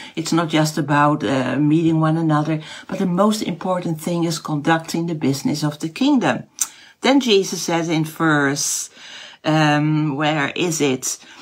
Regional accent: Netherlands; first language Dutch; English is a second language; my mother language is not English. It is Dutch

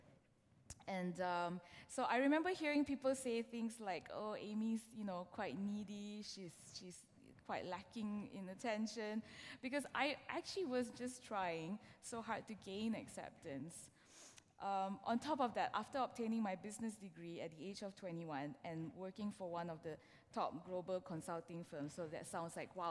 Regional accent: Malaysia; moved away as an adult; now in London, United Kingdom; I am originally from Malaysia. I moved to this country, to London specifically, with my husband and my now 9-year-old son. So we've been here for 5 years now.

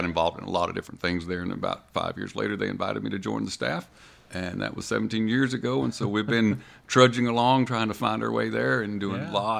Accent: Odessa, Texas, United States; Well, I grew up in Odessa.

